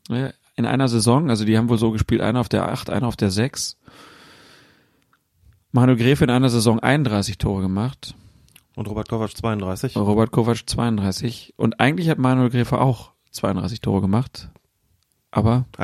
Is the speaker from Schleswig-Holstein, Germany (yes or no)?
no; Frankfurt, Hesse, Germany; selbst mir als Frankfurter haben sie gar nicht zugehört